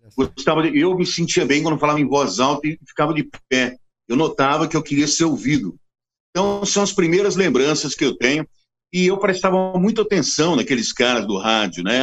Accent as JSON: {"language": "Portuguese", "town": "Assis", "region": "São Paulo", "country": "Brazil", "tie": "born or raised there", "also_born_or_lived": "Brasília", "moved": "as an adult", "said": "eu nasci em Assis"}